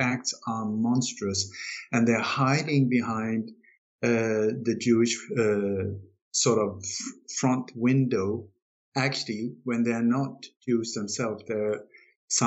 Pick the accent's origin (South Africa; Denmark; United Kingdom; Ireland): Denmark; I was born in Denmark